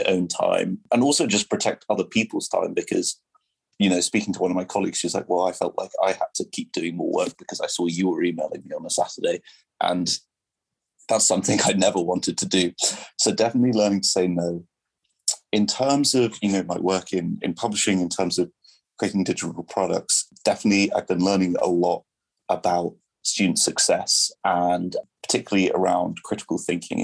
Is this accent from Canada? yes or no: no; England, United Kingdom; first language French; English is a second language; moved away as an adult; also born or lived in Brazil / Washington, District of Columbia, United States; I'm obviously from England, but I moved to DC